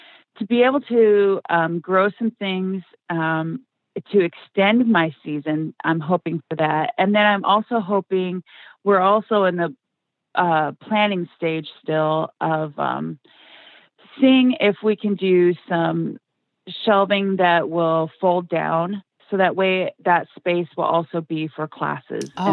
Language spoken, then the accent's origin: English; Washington, United States; moved away; I'm originally from Washington State